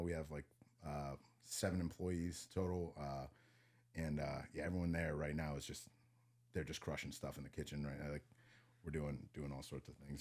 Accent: Vandergrift, Pennsylvania, United States; moved away as an adult; also born or lived in Montreal / Madison, Wisconsin; I'm from a small town called Vandergrift

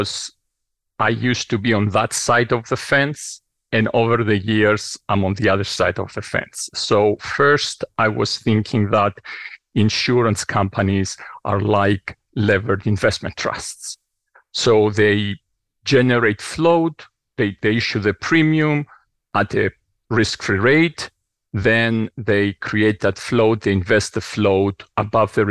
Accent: Cyprus; also born or lived in New York; now in Princeton, United States; So hometown, I grew up on the island of Cyprus. As you can tell from the accent, never leaves you.

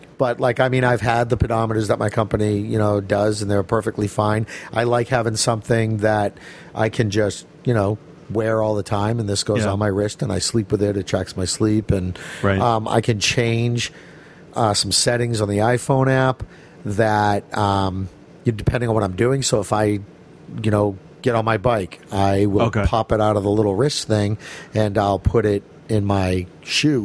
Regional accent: Malden, Massachusetts, United States; I grew up in Malden

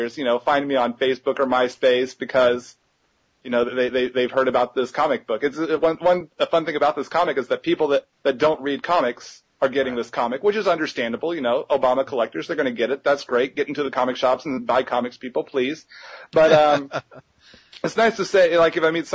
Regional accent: Texas, United States; my hometown in Texas

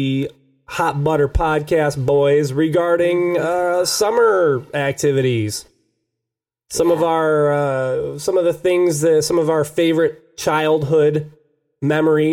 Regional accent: Sterling Heights, Michigan, United States; I grew up in Sterling Heights

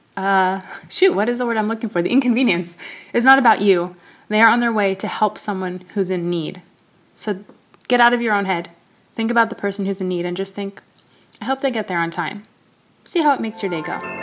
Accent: United States; in the United States, in case you couldn't hear from my accent or voice, that is indeed where I'm from and where where I am currently

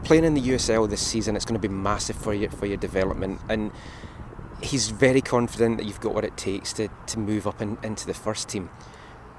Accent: Scotland, United Kingdom; as a Scottish person

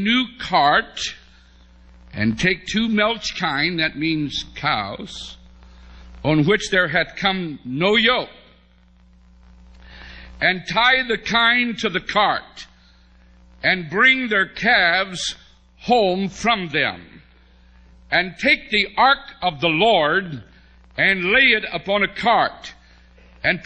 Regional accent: West Virginia, United States; I was from West Virginia

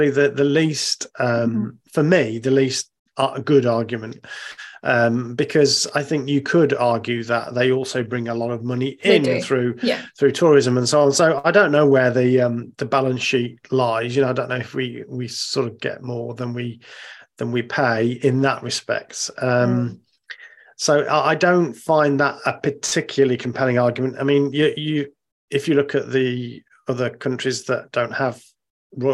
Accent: United Kingdom; as a British person

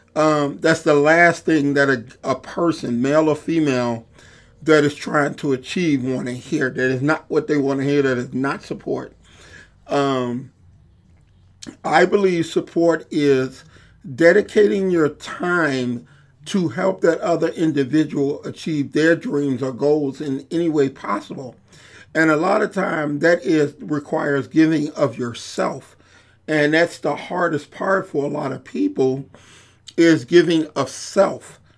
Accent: Chicago, Illinois, United States; a poor kid growing up in Englewood

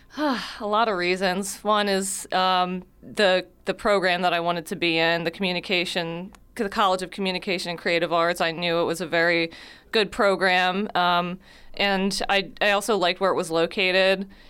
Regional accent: Wildwood, New Jersey, United States; moved away as an adult; also born or lived in Cumberland County, New Jersey; now in Millville, United States; I actually grew up in Wildwood, but, uh, my family is from Millville. I was born in Cumberland County

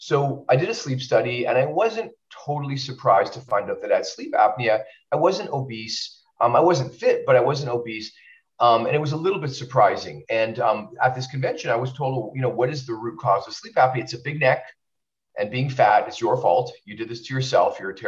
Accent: Winnipeg, Manitoba, Canada; now in California, United States; I I'm Canadian, so sometimes I miss Canada.

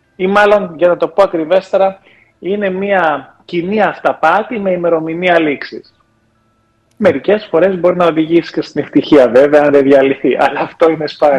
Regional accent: Germany; Όταν γεννήθηκα μεγάλο στη Γερμανία

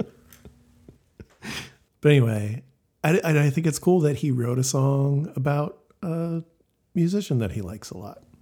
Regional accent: Elk Grove, California, United States; growing up in Elk Grove, California

